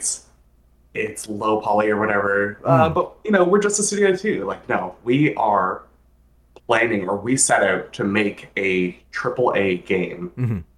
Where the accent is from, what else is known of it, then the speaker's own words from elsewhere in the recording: Toronto, Ontario, Canada; we're from Toronto